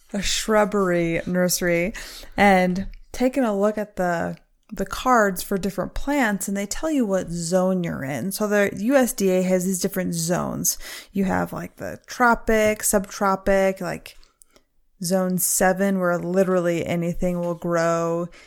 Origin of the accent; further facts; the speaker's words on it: Michigan, United States; I grew up in Michigan, a fantastic place to grow up